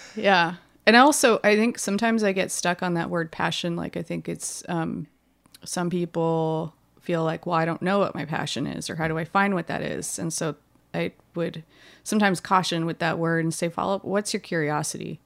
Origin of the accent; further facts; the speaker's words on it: Hawaii, United States; I grew up in Hawaii